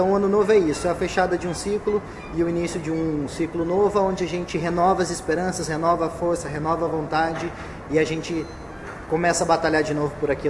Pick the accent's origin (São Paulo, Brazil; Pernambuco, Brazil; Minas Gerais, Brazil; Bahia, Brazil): São Paulo, Brazil; Campinas; moved away as an adult; now in Beijing, China; brasileiro da cidade de Campinas, estado de São Paulo, e estou vivendo aqui na China há quatro anos. Apesar de, desse ser o meu quarto ano de China, esse é o meu primeiro ano aqui em Pequim